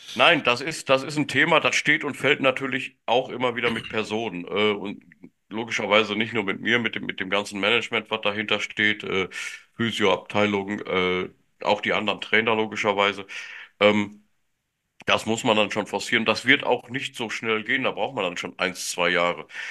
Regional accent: Germany; first language German; als Deutscher und Deutschsprachiger

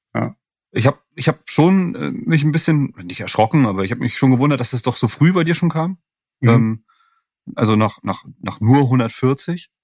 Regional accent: northeastern Germany, Germany; ich komme ja aus dem Nordosten

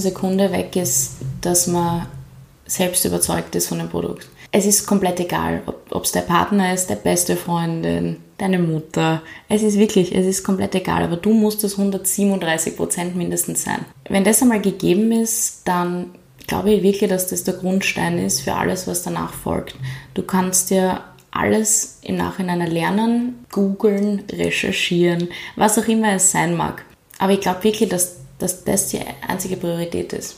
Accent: Graz, Styria, Austria; also born or lived in New York; Bin einfach aufgewachsen in Graz und lebe immer schon in Graz

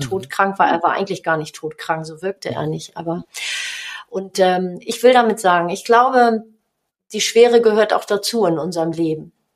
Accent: Hamburg, Germany; accent: Hamburgisch; moved away as an adult; now in North Rhine-Westphalia, Germany; ich bin in Hamburg geboren

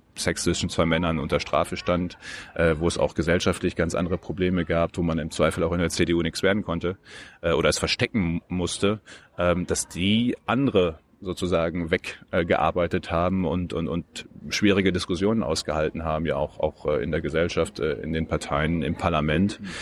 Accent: Westmünsterland, North Rhine-Westphalia, Germany; moved away as an adult; also born or lived in Münster; now in Berlin, Germany; ich bin Westmünsterländer, direkt von der niederländischen Grenze

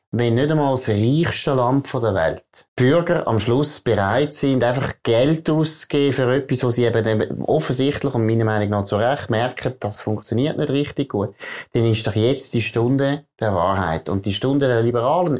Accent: Switzerland; ich als Schweizer

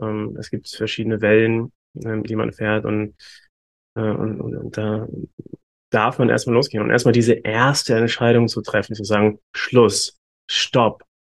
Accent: Hamburg, Germany; moved away as an adult; now in Bali, Indonesia; Ich komme ursprünglich aus Deutschland tatsächlich. Ich komme aus Hamburg

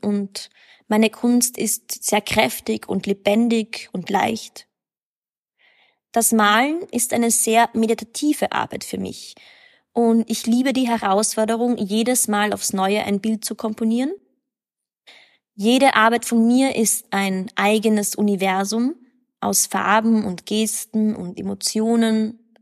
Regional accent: Graz, Styria, Austria; also born or lived in Berlin, Germany; now in Vienna, Austria; Ich bin 1991 in Graz geboren. Ich lebe in Wien und seit neuestem auch in Berlin

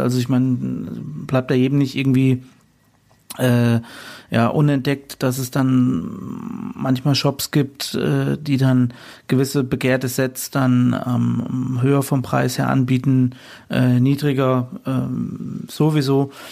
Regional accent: Fulda, Hesse, Germany; hier bei uns in meiner Heimatstadt in Fulda

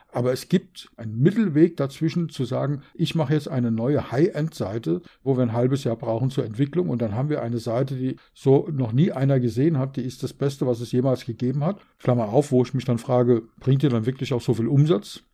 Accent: Berlin, Germany; Ich bin in Berlin geboren, wie du weißt.

